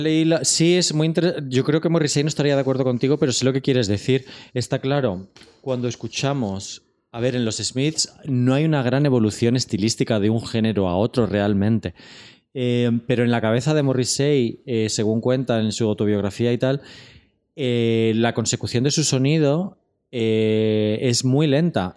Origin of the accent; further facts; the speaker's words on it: Torrejón de Ardoz, Community of Madrid, Spain; yo soy de Torrejón